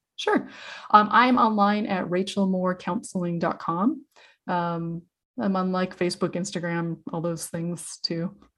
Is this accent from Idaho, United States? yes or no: yes; Idaho, United States; I grew up in Idaho